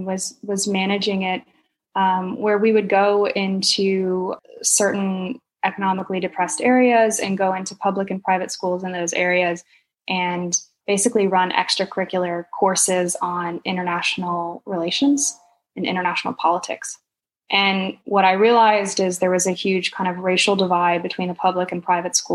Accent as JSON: {"language": "English", "town": "Huntsville", "region": "Alabama", "country": "United States", "tie": "born or raised there", "also_born_or_lived": "Montreal / Australia / sub-Saharan Africa", "moved": "yes", "said": "I grew up in North Alabama in a city called Huntsville."}